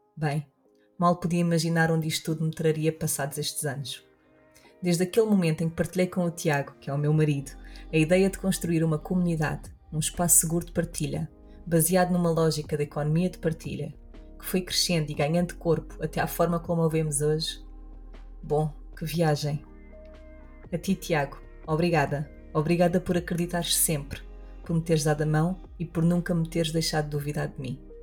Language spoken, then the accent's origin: Portuguese; Portugal